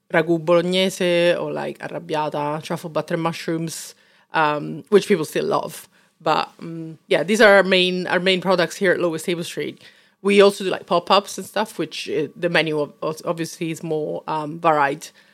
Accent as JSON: {"language": "English", "town": "Rome", "region": "Lazio", "country": "Italy", "tie": "born or raised there", "moved": "as an adult", "lives_now": "London, United Kingdom", "said": "obviously I'm from Rome"}